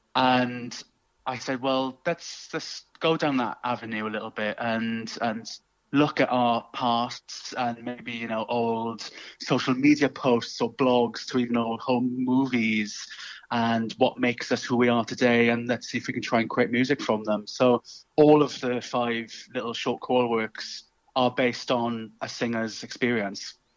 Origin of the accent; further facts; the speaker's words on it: South Wales, United Kingdom; accent: Welsh; you might be able to tell from my uh, lilting Welsh tones. Um, I'm from South Wales originally